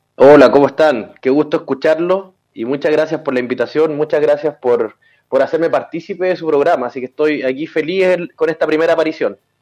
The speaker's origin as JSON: {"language": "Spanish", "town": "Rancagua", "region": "O'Higgins", "country": "Chile", "tie": "born or raised there", "also_born_or_lived": "San Fernando, Chile / Santa Cruz, Chile", "moved": "as an adult", "lives_now": "Santiago, Chile", "said": "yo soy oriundo de Rancagua"}